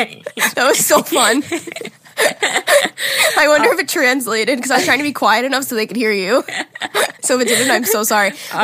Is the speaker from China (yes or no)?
no; Sweden; English is a second language; I'd like to apologize if my spelling and grammar are bad. I'm from Sweden, so I usually don't write in English.